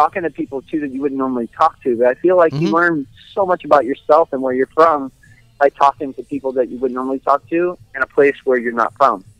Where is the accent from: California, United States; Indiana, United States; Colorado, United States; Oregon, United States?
California, United States; Compton; And you're like, yeah, I could say I'm from Compton.